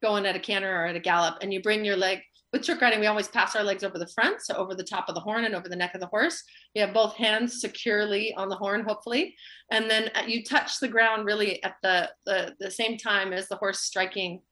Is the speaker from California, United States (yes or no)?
yes; Los Angeles, California, United States; also born or lived in Central Valley, California; I grew up in Los Angeles